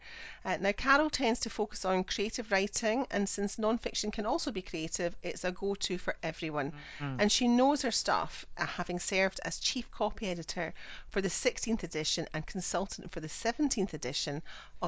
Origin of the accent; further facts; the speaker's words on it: Scotland, United Kingdom; I'm the Scottish one